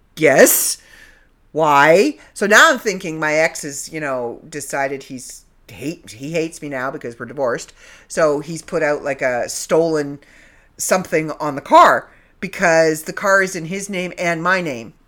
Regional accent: Canada; accent: Canadian; I'm back in the land of Canada, so you're gonna get my Canadian accent back

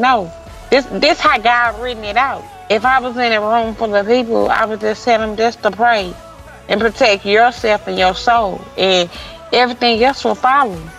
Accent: St. Louis, Missouri, United States; I'm from St. Louis

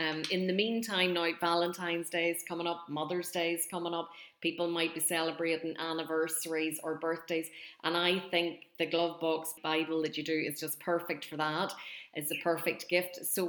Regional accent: Northern Ireland, United Kingdom; moved away as an adult; now in Limerick, Ireland; I'm gone from Northern Ireland 17 years, and whenever I go back up to visit friends and family, it's just amazing to see the great places that are there now.

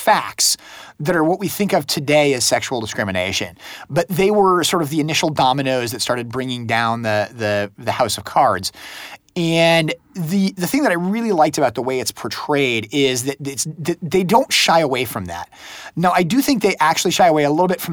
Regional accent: United States; as an American

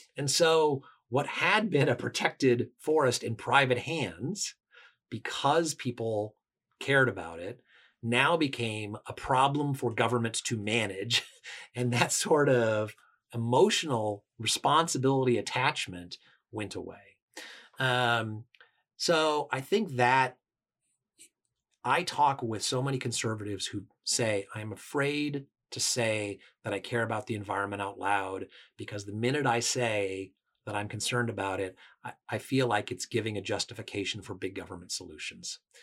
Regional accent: Washington, United States; I come from Washington State, which is a very, uh, environmentally oriented state

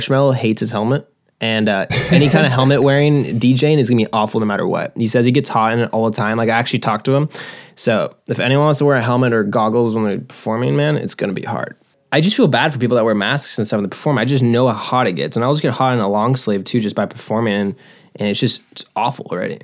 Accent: Lake Forest, California, United States; I'm from Lake Forest, California

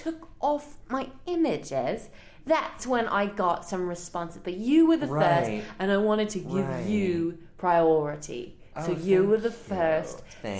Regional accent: England, United Kingdom; moved away; I'm from England.

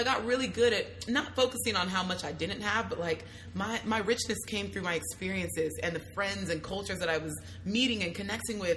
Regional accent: Hayward, California, United States; also born or lived in Union City; So I was born and raised in Hayward slash Union City. Okay. So the Bay Area

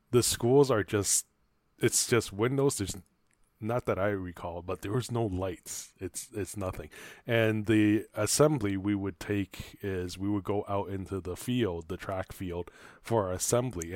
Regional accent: Taiwan; now in Canada; growing up in Taiwan

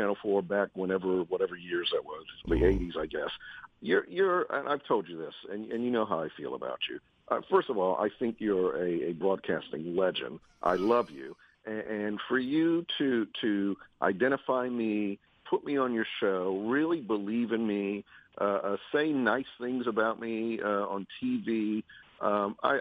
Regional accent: Washington, District of Columbia, United States; Mornings every day in my hometown

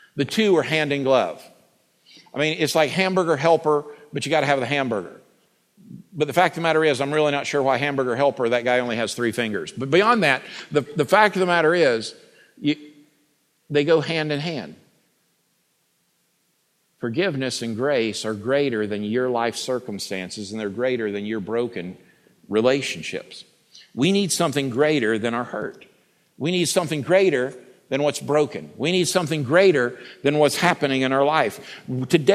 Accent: United States; accent: Bubba; I'm American, and I can only speak fluent Bubba.

